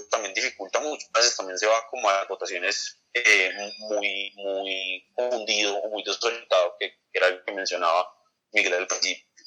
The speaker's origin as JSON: {"language": "Spanish", "country": "Colombia", "said": "nosotros como sociedad colombiana"}